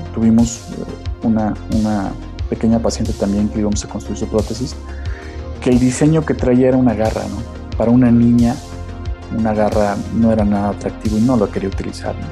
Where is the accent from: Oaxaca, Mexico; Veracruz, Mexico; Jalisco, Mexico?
Veracruz, Mexico; Naranjos; moved away; also born or lived in Xalapa, Veracruz; Soy originario de Naranjos, Veracruz, al norte del estado